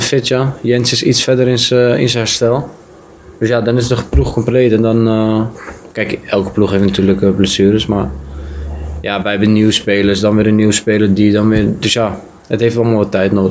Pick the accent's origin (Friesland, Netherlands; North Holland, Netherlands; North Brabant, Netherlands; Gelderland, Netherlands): North Holland, Netherlands; Amsterdam; moved away as an adult; also born or lived in Belgium; now in Kerkrade, Netherlands; ik kom uit Amsterdam.